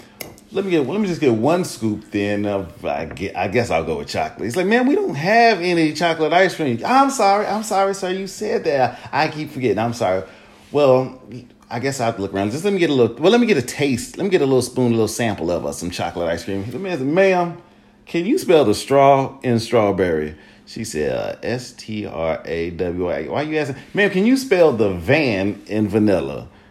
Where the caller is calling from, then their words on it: Atlanta, Georgia, United States; I'm calling from Fulton County, Atlanta, Georgia.